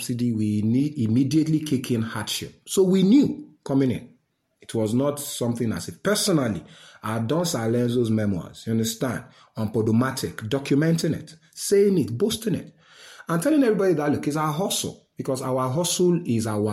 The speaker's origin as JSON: {"language": "English", "country": "Nigeria", "said": "I'm a Nigerian uniquely"}